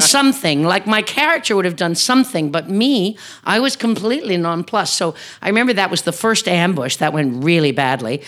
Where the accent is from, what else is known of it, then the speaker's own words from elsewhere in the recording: Newfoundland and Labrador, Canada; as a Newfoundlander